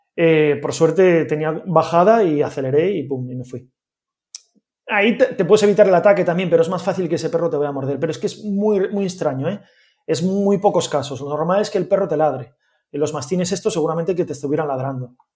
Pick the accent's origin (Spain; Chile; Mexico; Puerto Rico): Spain; Gijón, Asturias; yo soy de Gijón